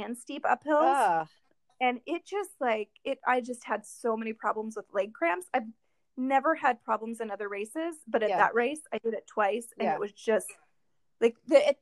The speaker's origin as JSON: {"language": "English", "town": "Portland", "region": "Oregon", "country": "United States", "said": "I'm from Portland."}